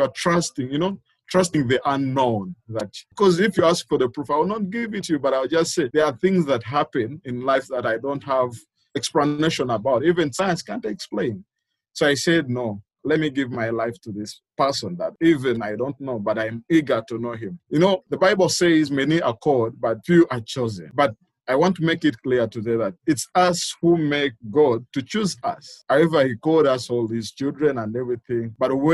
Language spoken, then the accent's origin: English; Mukono, Central Region, Uganda; I'm from Uganda, Mukono to be specific.